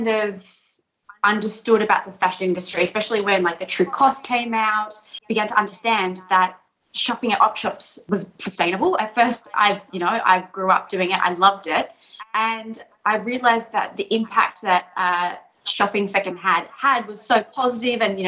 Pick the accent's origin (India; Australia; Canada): Australia; Sydney, New South Wales; I'm from Sydney